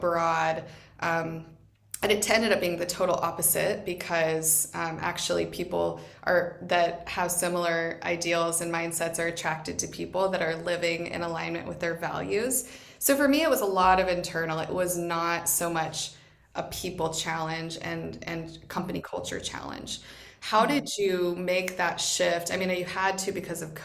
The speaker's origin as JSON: {"language": "English", "town": "Boise", "region": "Idaho", "country": "United States", "tie": "born or raised there", "also_born_or_lived": "Dominican Republic / Vietnam / Ohio", "moved": "as an adult", "said": "Boise is my hometown"}